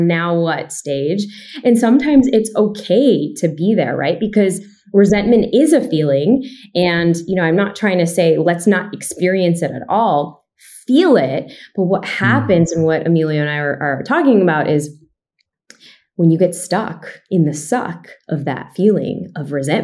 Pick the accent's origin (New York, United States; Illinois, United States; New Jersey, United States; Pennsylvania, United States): Illinois, United States; Chicago; me growing up in Chicago